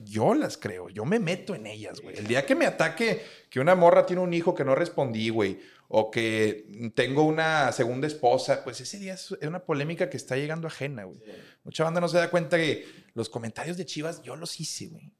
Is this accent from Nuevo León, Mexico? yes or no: yes; Monterrey, Nuevo León, Mexico; somos regios